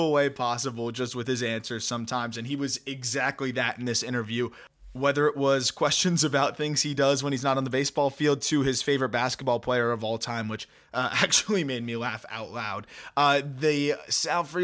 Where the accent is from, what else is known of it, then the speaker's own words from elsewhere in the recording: South Florida, United States; I grew up in South Florida.